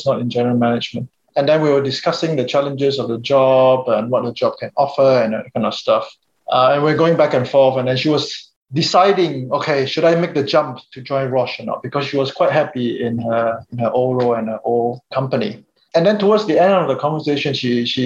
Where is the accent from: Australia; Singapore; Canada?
Singapore; I come from Singapore